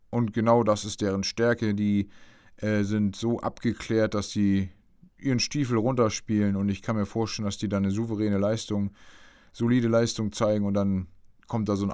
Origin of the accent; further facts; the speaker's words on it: Bremen, Germany; Als Bremer dachte ich, geil, da muss man jetzt richtig äh, dranbleiben